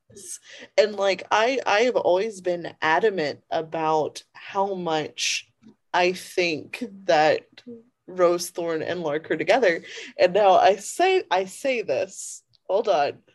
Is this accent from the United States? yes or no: yes; the South, United States; Growing up in the South, primarily